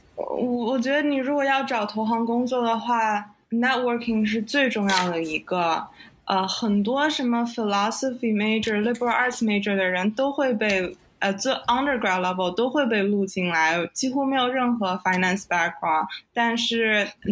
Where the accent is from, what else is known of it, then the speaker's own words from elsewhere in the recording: Nanjing, Jiangsu, China; moved away as an adult; also born or lived in Durham, North Carolina / Hong Kong; now in New York, United States; 我是南京人，所以从小在南京长大。啊，爸爸在银行工作，妈妈是在市政府的做会计